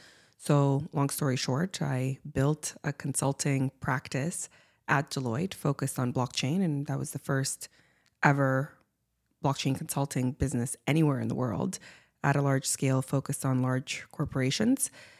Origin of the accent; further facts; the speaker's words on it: Siberia, Russia; also born or lived in Cuba; now in Canada; I'm by ethnic origin half Cuban and half Russian. And so I spent my childhood growing up in Siberia and in Cuba.